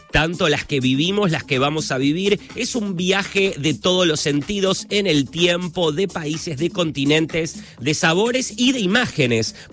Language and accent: Spanish; Barracas, Buenos Aires, Argentina; Son, claro, los hermanos de mi papá, así que somos todos ahí de Barracas.